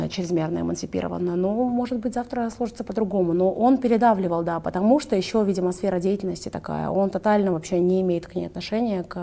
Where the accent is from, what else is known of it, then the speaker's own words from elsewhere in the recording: Kazakhstan; moved away as an adult; now in Dubai, United Arab Emirates; я же казашка, в конце концов.